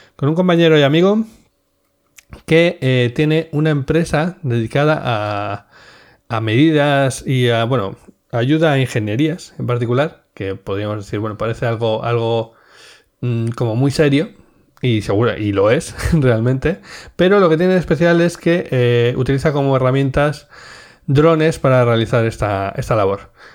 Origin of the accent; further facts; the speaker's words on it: Cantabria, Spain; yo que soy cántabro, obviamente esto tendrá que ver con Ampuero, que es un pueblo de Cantabria